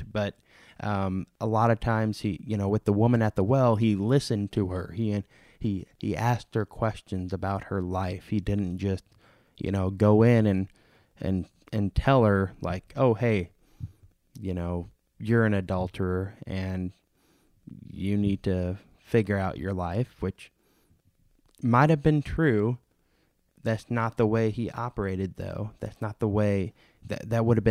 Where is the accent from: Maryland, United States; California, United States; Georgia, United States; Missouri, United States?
Missouri, United States; St. Louis; moved away; my pastor from my hometown congregation in St. Louis